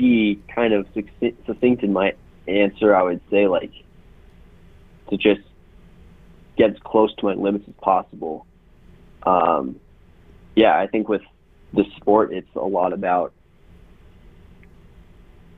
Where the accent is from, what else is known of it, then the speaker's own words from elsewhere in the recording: Colorado, United States; Colorado, my home state